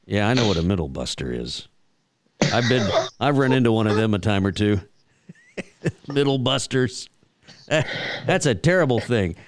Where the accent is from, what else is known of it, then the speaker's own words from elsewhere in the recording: Texas, United States; growing up in Texas, my my dad and a lot of the old ranchers uh, would always talk.